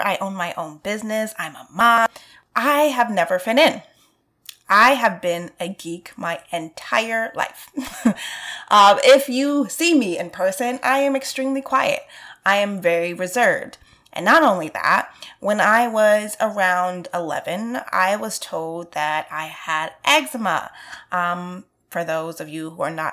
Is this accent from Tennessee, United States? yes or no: no; New York City, New York, United States; I'm from Brooklyn, so I can remember being on the train